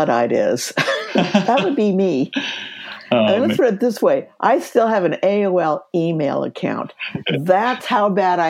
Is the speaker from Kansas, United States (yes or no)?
yes; Kansas, United States; moved away as an adult; now in Seattle, United States; Well, by background, I'm from Kansas.